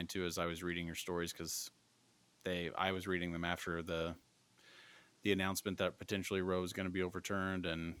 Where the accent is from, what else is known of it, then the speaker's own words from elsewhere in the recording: Midwest, United States; I'm from the Midwest